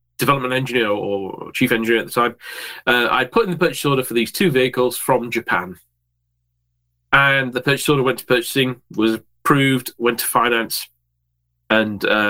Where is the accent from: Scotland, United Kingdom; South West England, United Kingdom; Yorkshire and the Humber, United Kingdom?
Yorkshire and the Humber, United Kingdom; I'm a Yorkshireman.